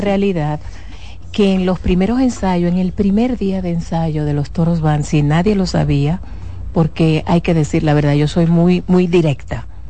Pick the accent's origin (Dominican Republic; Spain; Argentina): Dominican Republic; yo soy dominicana